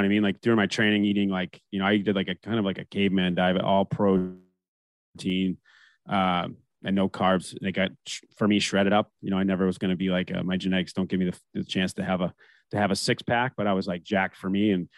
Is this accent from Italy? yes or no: no; Canada; And I even being American, I grew up in Canada, right? Like I played junior, whatever. I started playing tier two junior and 14 up there.